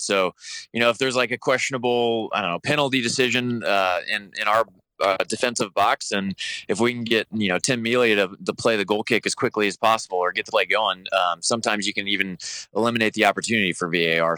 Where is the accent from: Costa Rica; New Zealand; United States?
United States; Kansas City, Kansas; I'm actually from, uh, the Kansas side